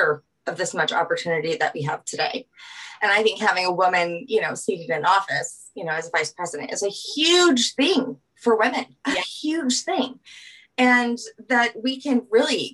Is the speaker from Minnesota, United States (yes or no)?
no; Louisiana, United States; moved away as an adult; now in Colorado, United States; I'm from Louisiana. So we're a little bit more traditionally, we stay home with our kids